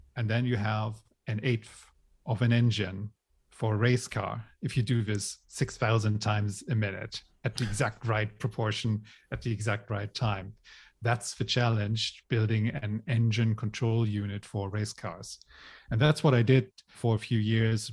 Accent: Germany; moved away as an adult; also born or lived in Hong Kong / Ireland; I grew up in Germany

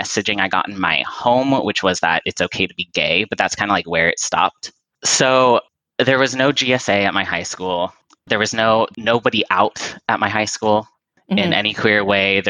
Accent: Orange County, Southern California, United States; I grew up in Southern California, in Orange County

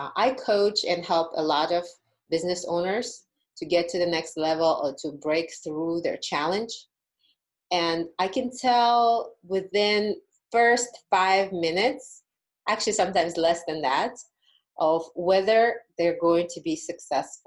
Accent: Uzbekistan; moved away as an adult; now in Las Vegas, United States; when I was in college back in my home country of Uzbekistan

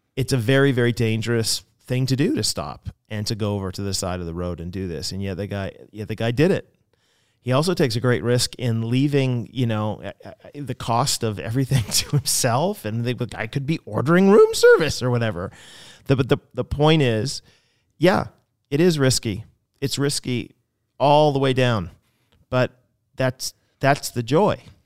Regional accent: United States; also born or lived in Canada; I was in Canada as an American

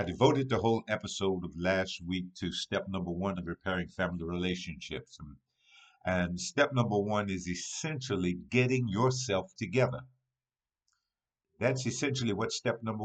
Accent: Hopkinsville, Kentucky, United States; my hometown. On this past weekend, Hopkinsville, Kentucky

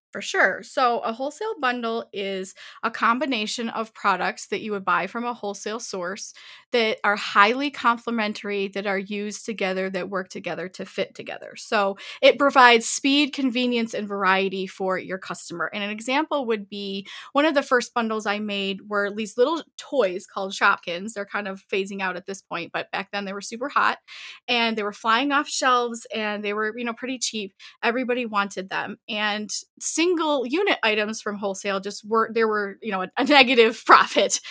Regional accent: Southeast Michigan, United States; I grew up in Southeast Michigan, born and raised in Michigan.

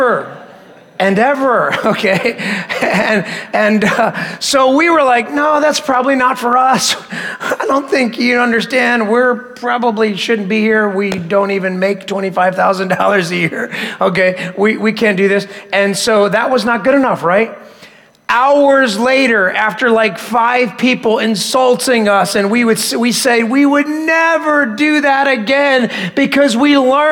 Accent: Philadelphia, Pennsylvania, United States; I grew up in Philadelphia, and so that's where we lived right after we got married in that area

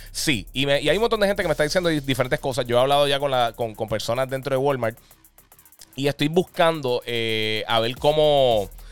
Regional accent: Puerto Rico; Nosotros somos territorio norteamericano

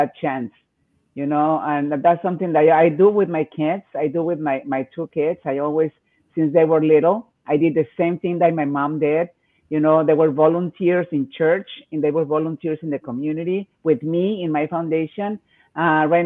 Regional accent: Mexico City, Mexico; moved away as an adult; now in San Diego, United States; I'm from Mexico City. I grew up in a big city

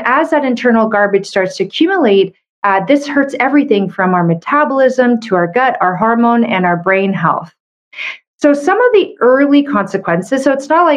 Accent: Canada; I'm a Canadian medical doctor

